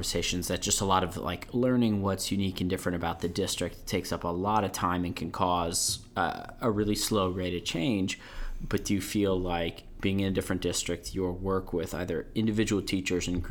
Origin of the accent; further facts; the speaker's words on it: Illinois, United States; moved away as an adult; also born or lived in Rockledge, Florida; As a kid growing up in Illinois